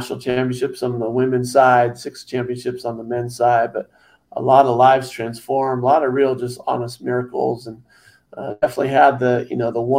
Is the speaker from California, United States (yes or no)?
yes; Southern California, United States; I was growing up in Southern California